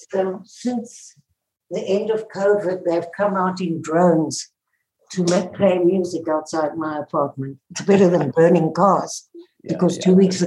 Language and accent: English; South Africa; moved away; I was born in South Africa and grew up in the apartheid days